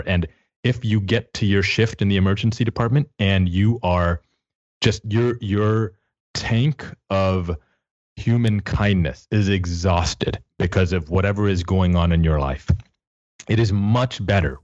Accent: Texas, United States; I'm from Texas

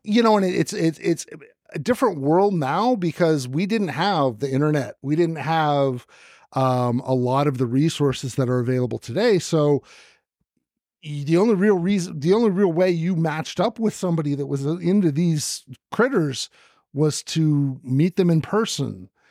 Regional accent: the Bay Area, California, United States; moved away as an adult; also born or lived in Arizona; I grew up in the Bay Area

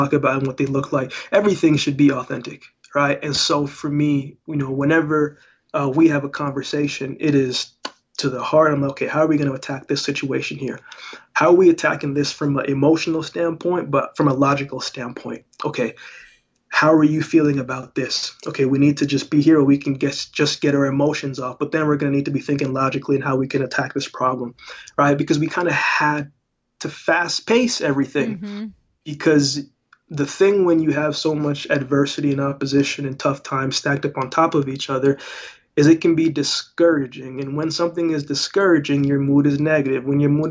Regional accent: Canada; also born or lived in Jamaica; I was born in Jamaica, but I grew up in Canada

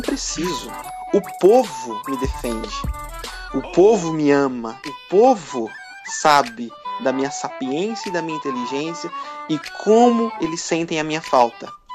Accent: interior of São Paulo state, Brazil; Eu não sou paulistano, paulista do interior

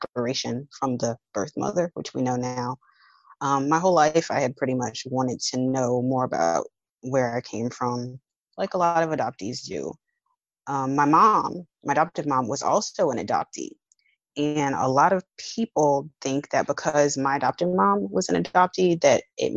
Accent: New Orleans, Louisiana, United States; I'm from New Orleans. So being from New Orleans, Louisiana

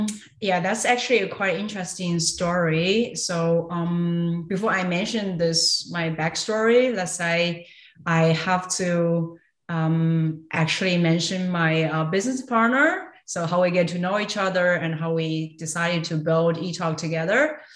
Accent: Nanjing, Jiangsu, China; moved away as an adult; also born or lived in Shanghai; now in Germany; I was born actually in Nanjing, which is a city also massively big next to Shanghai. But I spent my university time, lived in Shanghai for quite some time.

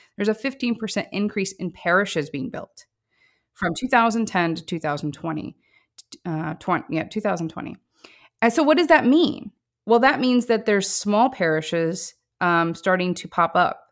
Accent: Missouri Ozarks, United States; I come from the Missouri Ozarks

